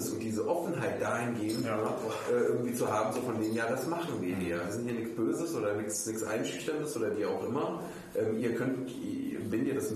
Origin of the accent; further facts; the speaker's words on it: Saxony, Germany; also ich meine, ich komme aus Sachsen.